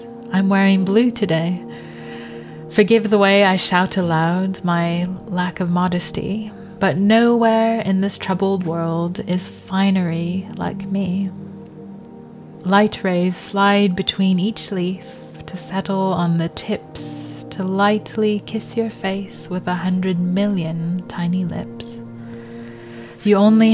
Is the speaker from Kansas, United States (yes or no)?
no; Los Angeles, California, United States; when I was growing up in Los Angeles